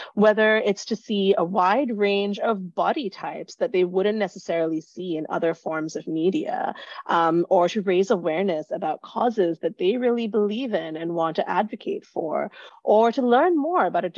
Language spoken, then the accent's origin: English; Singapore; moved away; I grew up in Singapore, have lived in a number of different countries since.